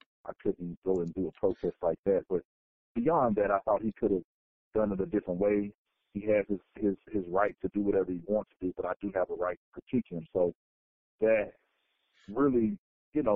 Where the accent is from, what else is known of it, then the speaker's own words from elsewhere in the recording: Fort Worth, Texas, United States; moved away as an adult; also born or lived in Arizona; I was born and raised in Fort Worth, Texas